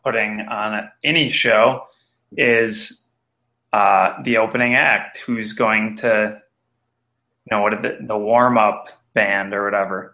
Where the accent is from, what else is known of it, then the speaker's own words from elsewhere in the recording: Red Wing, Minnesota, United States; I was born in Red Wing, Minnesota